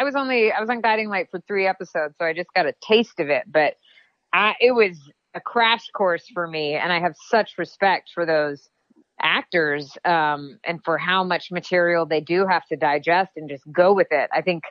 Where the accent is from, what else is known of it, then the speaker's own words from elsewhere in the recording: the South, United States; I'm a Southerner, I grew up in the South